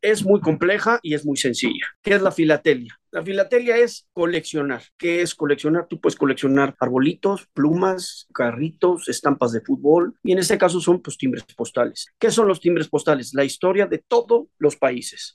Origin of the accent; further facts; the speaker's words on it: Mexico; Yo soy mexicano